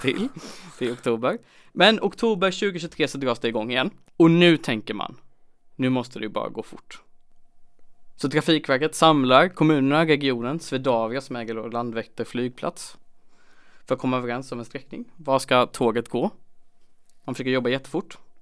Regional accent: Jönköping, Jönköping County, Sweden; Jag är ändå från Jönköping

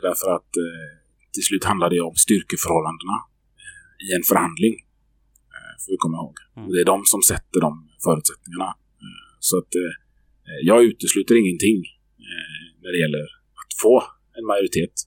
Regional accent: Gothenburg, Västra Götaland, Sweden; Jag som göteborgare, som född och uppvuxen här

